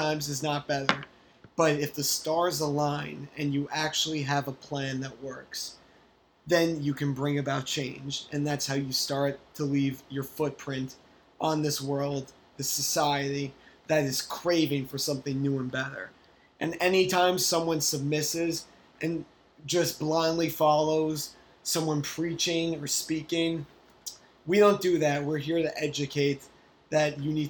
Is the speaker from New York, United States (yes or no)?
yes; New York, United States; I'm also a New Yorker